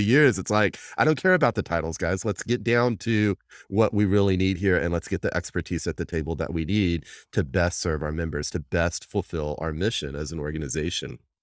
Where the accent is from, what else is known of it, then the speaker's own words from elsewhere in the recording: Texas, United States; I'm a Texan from, from day one, born and bred here